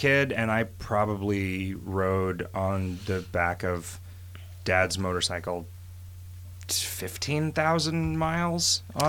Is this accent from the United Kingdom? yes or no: yes; United Kingdom; If you mean in the lawn sense as a Brit, then yes.